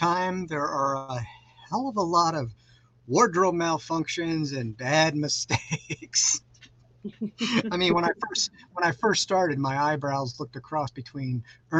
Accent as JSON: {"language": "English", "town": "Los Angeles", "region": "California", "country": "United States", "tie": "born or raised there", "lives_now": "Kansas City, United States", "said": "Well, I currently live in Kansas City. I am originally from Los Angeles. I am a California native."}